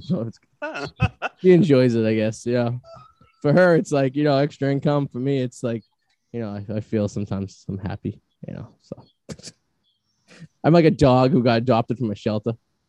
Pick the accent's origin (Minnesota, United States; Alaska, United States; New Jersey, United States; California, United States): New Jersey, United States; I'm from Hope Hogan, New Jersey.